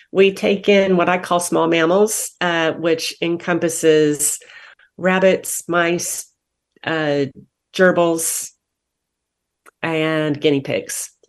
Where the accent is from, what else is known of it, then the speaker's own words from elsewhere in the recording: Wichita, Kansas, United States; moved away as an adult; now in Wake County, United States; I came from Wichita, Kansas. I was born and raised, born and raised there.